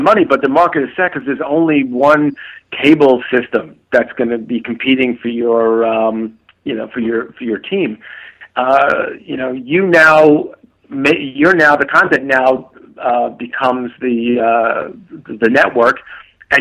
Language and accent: English; New York, United States; I grew up in New York